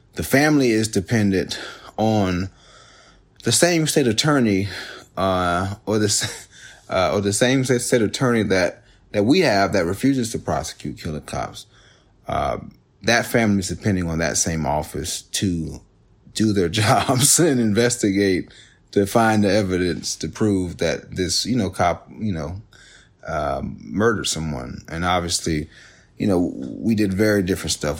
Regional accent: Jacksonville, Florida, United States; I'm, I'm from Jacksonville

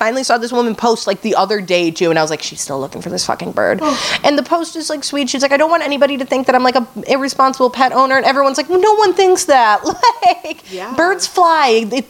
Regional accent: Ohio, United States; I was from Ohio

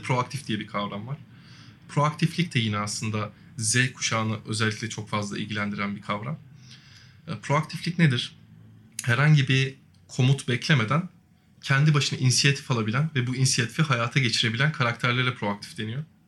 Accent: Yalova, Turkey; 93 yılında Yalova'da dünyaya geldim

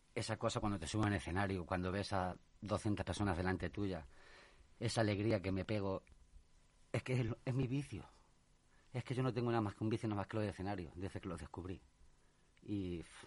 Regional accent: Talavera de la Reina, Castilla-La Mancha, Spain; also born or lived in Madrid; yo me he criado en Talavera. ¿Mm? Y bueno, eh, soy de aquí, de Madrid, pero vivo toda la vida en Talavera.

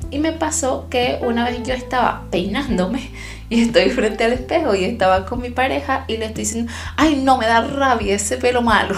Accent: Venezuela; also born or lived in Chile; now in Germany; Yo soy venezolana y en mi propio país experimenté las mayores experiencias racistas eh, eh, que, tengo en mi, en mi haber, las experimenté en mi país, aunque era mi país, aunque yo nací ahí

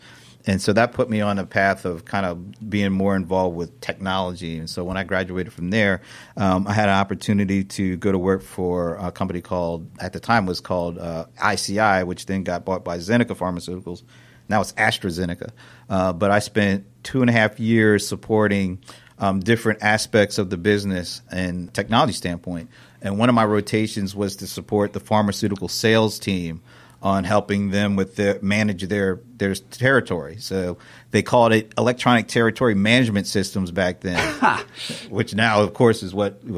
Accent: Delaware, United States; now in Atlanta, United States; I was born and raised up in Delaware. I've been in Atlanta for 18 years, but before that I was in Delaware.

